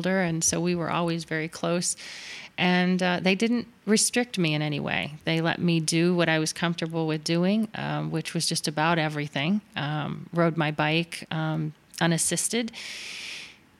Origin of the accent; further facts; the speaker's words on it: Miami, Florida, United States; Miami, which was home. I grew up in South Florida